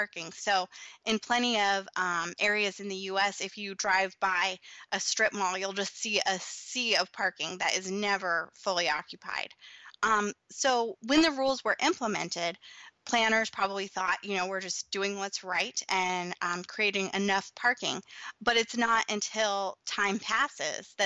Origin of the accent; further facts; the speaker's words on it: Colorado, United States; my hometown in Colorado